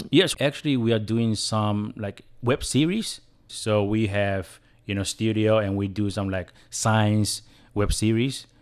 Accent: Taiwan; first language Chinese; English is a second language; I was born and bred in Taiwan, and English wasn't my, my first language. Chinese was, is my first language

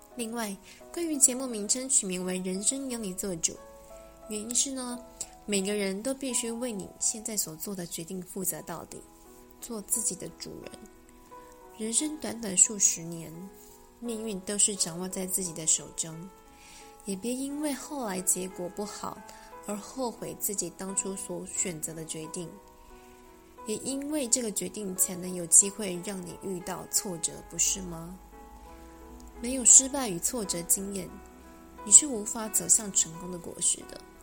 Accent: Taipei, Taiwan; 我在台北长大

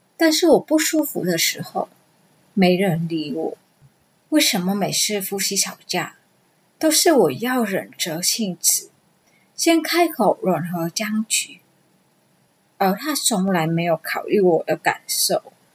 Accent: Vietnam; Chinese is a second language; moved away as an adult; now in Taiwan; 二十一岁那一年，我从越南嫁来台湾

